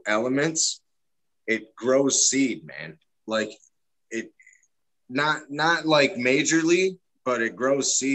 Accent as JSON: {"language": "English", "town": "Detroit", "region": "Michigan", "country": "United States", "said": "I'm from Detroit"}